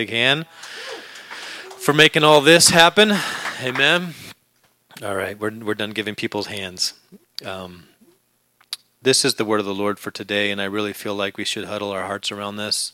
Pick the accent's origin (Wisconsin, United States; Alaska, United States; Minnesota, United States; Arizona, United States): Alaska, United States; moved away; When I was a young boy growing up in Alaska